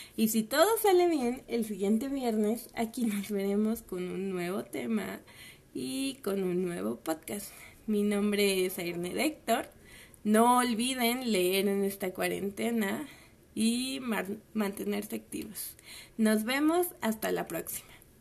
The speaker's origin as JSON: {"language": "Spanish", "country": "Mexico", "said": "en un país como el nuestro"}